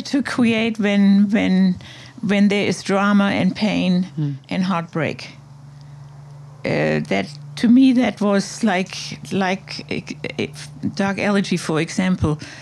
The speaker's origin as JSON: {"language": "English", "region": "Hamburg", "country": "Germany", "tie": "born or raised there", "also_born_or_lived": "Berlin / Colombia / New York", "moved": "as an adult", "lives_now": "Montauk, United States", "said": "that's where I grew up in Hamburg"}